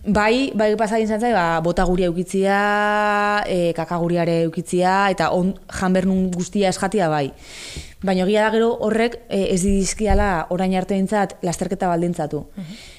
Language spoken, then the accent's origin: Basque; Basque Country, Spain; ni euskalduna naiz, euskalduna sentitzen naiz